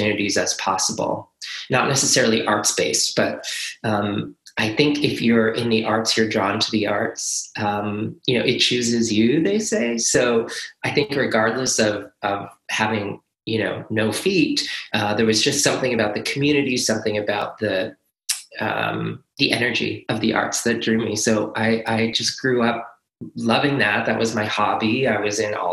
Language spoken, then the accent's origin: English; Nova Scotia, Canada; moved away; also born or lived in Montreal; I was born in Nova Scotia